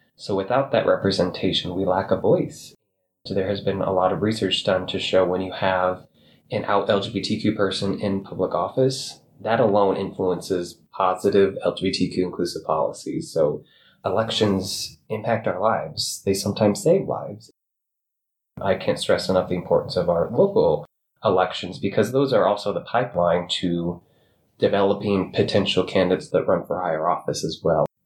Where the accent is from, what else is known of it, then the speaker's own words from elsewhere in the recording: Pomeroy, Iowa, United States; also born or lived in Bondurant, Iowa; I grew up on a farm outside of a very tiny town in northwest Iowa called Pomeroy